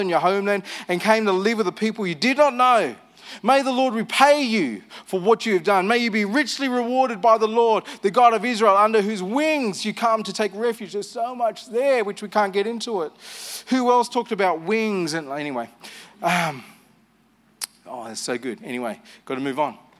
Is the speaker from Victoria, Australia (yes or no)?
no; Armidale, New South Wales, Australia; I grew up in Armidale. I left Armidale